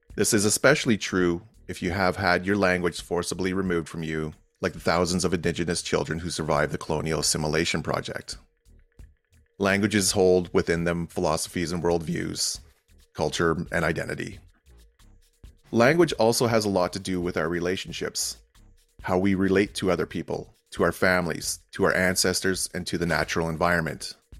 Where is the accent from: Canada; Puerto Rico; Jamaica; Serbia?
Canada; Algonquins of Pikwakanagan, Ontario; I went through my own home community, the Algonquins of Pickwacknagon